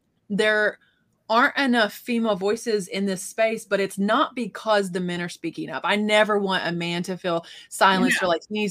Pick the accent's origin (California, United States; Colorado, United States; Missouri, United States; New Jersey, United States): Missouri, United States; I'm from Missouri